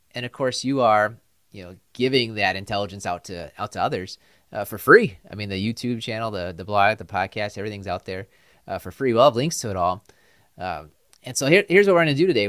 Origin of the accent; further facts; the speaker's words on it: Upper Midwest, United States; We're from the Upper Midwest